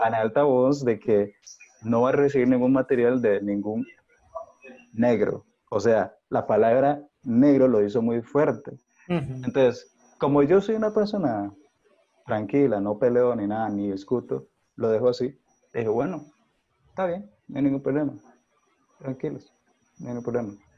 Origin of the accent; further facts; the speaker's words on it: Costa Rica; como ser tico, realmente eh, afrocaribeño